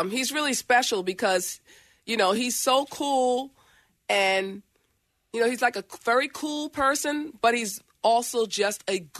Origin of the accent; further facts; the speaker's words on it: New York, United States; moved away as an adult; now in Los Angeles, United States; I'm from New York, but home has been Los Angeles for many years.